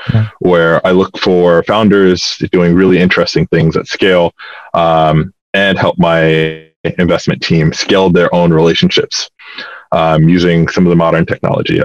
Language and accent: English; Atlanta, Georgia, United States; I'm from Atlanta, Georgia